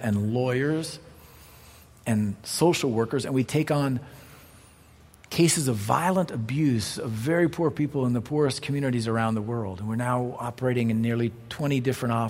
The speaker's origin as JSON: {"language": "English", "country": "United States", "said": "as an American"}